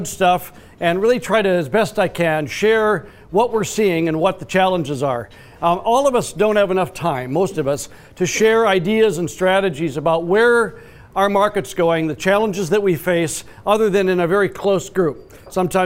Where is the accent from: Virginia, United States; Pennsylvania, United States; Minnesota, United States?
Minnesota, United States; I grew up and spent a good share of my life in Minnesota